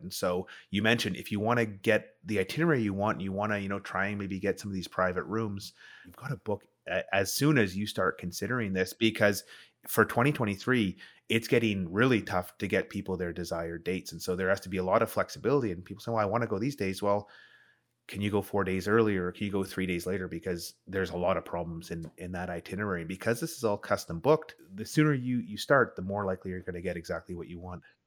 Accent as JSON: {"language": "English", "country": "Canada", "said": "as a Canadian"}